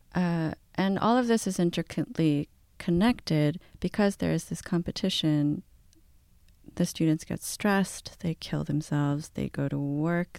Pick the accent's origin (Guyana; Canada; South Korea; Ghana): South Korea; I'm Korean, I'm from Korea, and I speak the language in Korea.